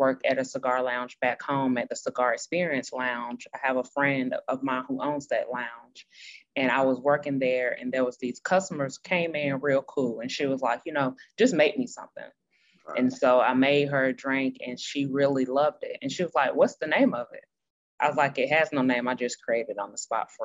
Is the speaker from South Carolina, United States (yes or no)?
yes; Greenville, South Carolina, United States; I was born and raised there.